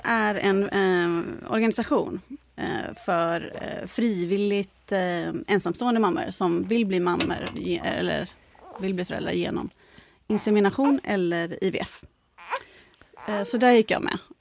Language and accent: Swedish; Gothenburg, Västra Götaland, Sweden; now in Stockholm, Sweden; jag är från Göteborg egentligen